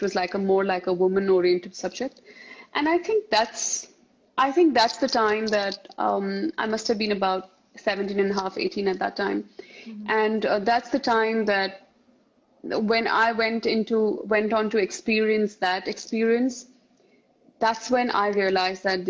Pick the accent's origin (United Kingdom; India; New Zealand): India; Mumbai, Maharashtra; also born or lived in Rajasthan; I belong to a state called Rajasthan here. And I was born and brought up in Bombay